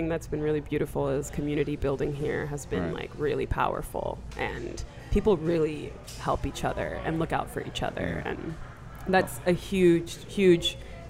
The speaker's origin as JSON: {"language": "English", "region": "New York", "country": "United States", "also_born_or_lived": "Shanghai", "moved": "as an adult", "lives_now": "New Orleans, United States", "said": "I'm from New York, so returning to New York meant a lot of things."}